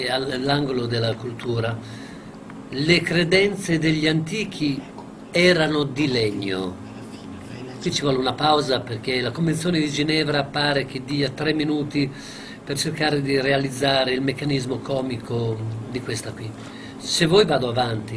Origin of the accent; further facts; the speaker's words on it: Bologna, Emilia-Romagna, Italy; also born or lived in Crevalcore; sono nato a Crevalcore, qui in provincia di Bologna